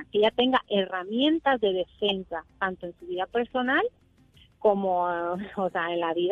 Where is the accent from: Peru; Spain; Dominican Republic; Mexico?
Mexico; now in Puerto Rico; Mira, yo soy originaria de México